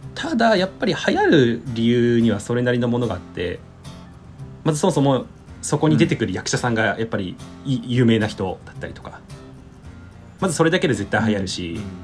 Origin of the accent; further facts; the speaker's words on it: Hiroshima, Japan; moved away as an adult; now in Tokyo, Japan; 地元広島だったんで東京に上京してで